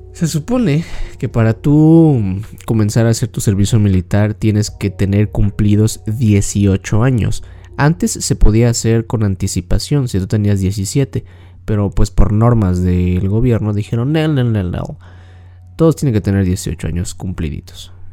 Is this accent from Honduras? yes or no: no; Mexico; yo soy de México y aquí en México